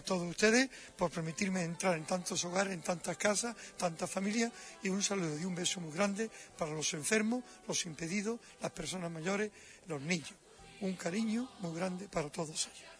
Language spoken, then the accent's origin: Spanish; Nerva, Andalusia, Spain; moved away as an adult; also born or lived in Bollullos par del Condado / Rome; mi pueblo, en Nerva